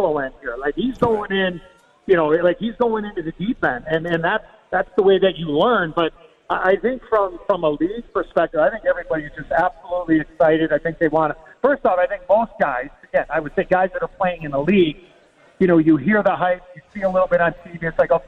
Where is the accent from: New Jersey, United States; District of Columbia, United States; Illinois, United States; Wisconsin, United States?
Illinois, United States; Chicago; I was able to play for my hometown team